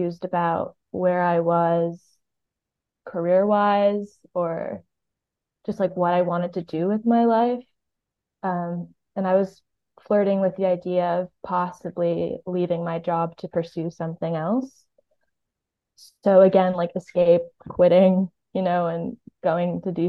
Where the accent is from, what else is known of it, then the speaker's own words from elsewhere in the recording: Miami, Florida, United States; now in New York, United States; I'm from Miami.